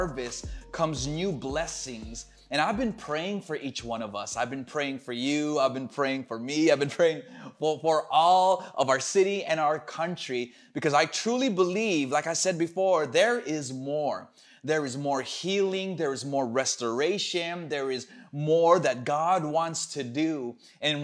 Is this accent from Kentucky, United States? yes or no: no; Los Angeles, California, United States; moved away; my hometown in Los Angeles